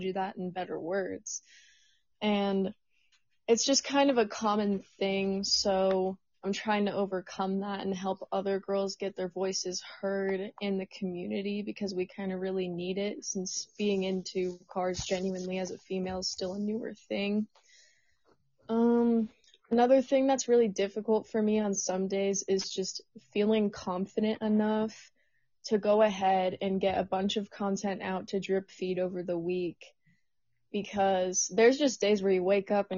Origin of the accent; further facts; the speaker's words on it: Austin, Texas, United States; moved away; also born or lived in Colorado; So I'm originally from Austin, Texas